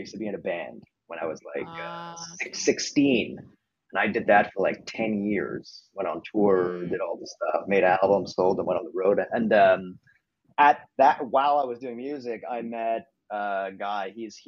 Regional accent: Montreal, Quebec, Canada; moved away as an adult; I'm from Montreal, Canada

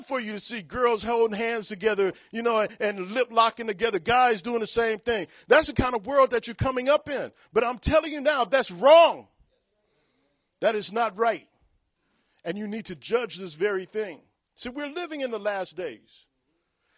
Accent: Long Beach, California, United States; moved away as an adult; now in Virginia Beach, United States; I'm from Long Beach, California

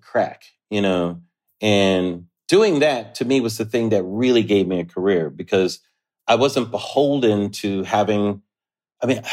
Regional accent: Southern California, United States; I grew up in Southern California

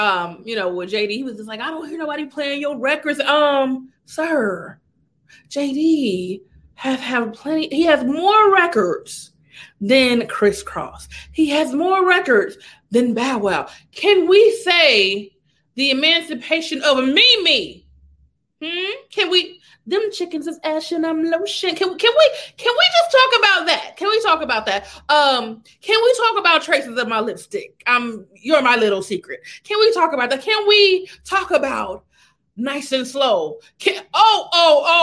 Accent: the South, United States; I'm not from the South, but I've been raised in the South

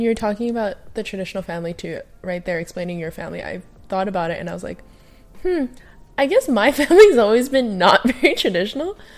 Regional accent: Hawaii, United States; I grew up in Hawaii

